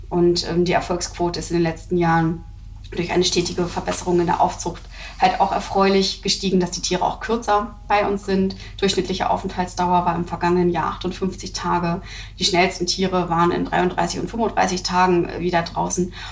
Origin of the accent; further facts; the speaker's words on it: Hamburg, Germany; Also auch ich bin ja aus Hamburg und nicht, nicht Schleswig-Holsteiner